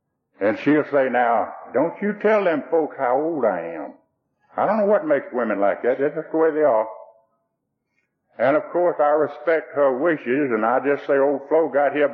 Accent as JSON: {"language": "English", "area": "Rockdale County", "region": "Georgia", "country": "United States", "tie": "born or raised there", "said": "born over here in Rockdale County, and that's where I live today. And my old daddy was a sharecropper and a moonshiner. And I guess we were about the poorest folks who were in Rockdale County"}